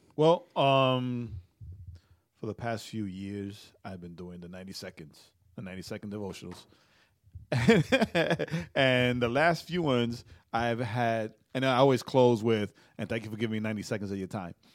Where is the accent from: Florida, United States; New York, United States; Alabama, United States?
New York, United States; I was being that annoying New Yorker